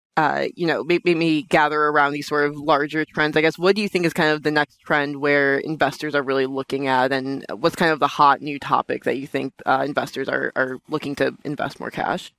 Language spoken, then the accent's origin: English; New York, United States; I'm from Brooklyn